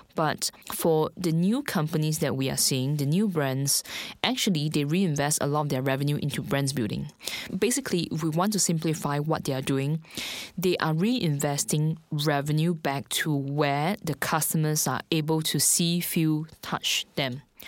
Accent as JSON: {"language": "English", "country": "Singapore", "moved": "as an adult", "lives_now": "Shanghai, China", "said": "I'm actually from Singapore."}